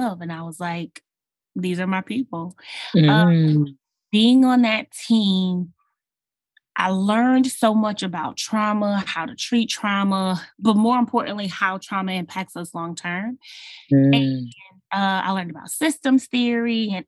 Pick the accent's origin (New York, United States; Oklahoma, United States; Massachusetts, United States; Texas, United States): Texas, United States; Houston; I was born and raised in Houston, Texas, and I love this city.